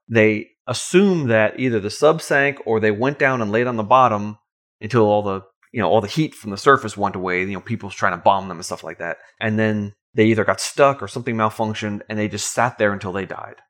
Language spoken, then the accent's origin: English; Long Island, New York, United States; now in Georgia, United States; I remember growing up on Long Island as a Boy Scout